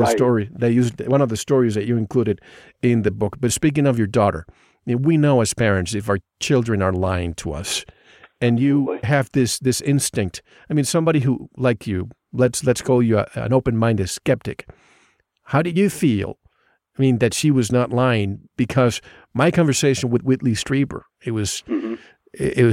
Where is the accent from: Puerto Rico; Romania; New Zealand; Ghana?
Puerto Rico; moved away; I grew up in the Caribbean